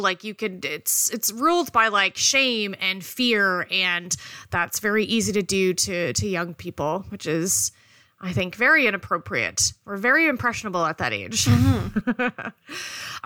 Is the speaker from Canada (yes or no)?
yes; Canada; I am a Canadian